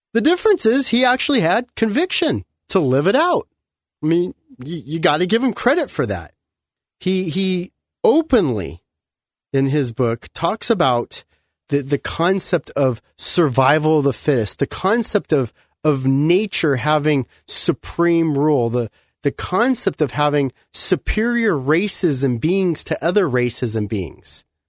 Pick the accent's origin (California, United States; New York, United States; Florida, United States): California, United States; Southern; growing up in Southern California